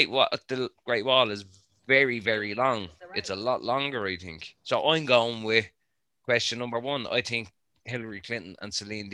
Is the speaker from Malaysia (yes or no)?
no; Ireland; I'm fucking Irish.